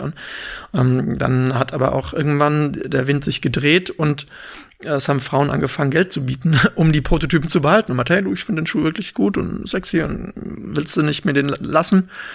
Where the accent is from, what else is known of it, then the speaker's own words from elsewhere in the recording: Freiburg im Breisgau, Baden-Württemberg, Germany; moved away as an adult; also born or lived in St. Gallen, Switzerland; now in Berlin, Germany; komme ursprünglich aus Freiburg im Schwarzwald